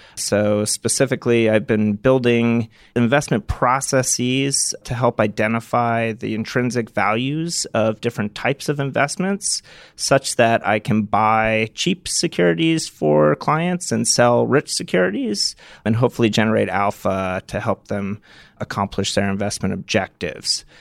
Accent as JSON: {"language": "English", "area": "Martha's Vineyard", "region": "Massachusetts", "country": "United States", "tie": "born or raised there", "said": "I grew up on Martha's Vineyard"}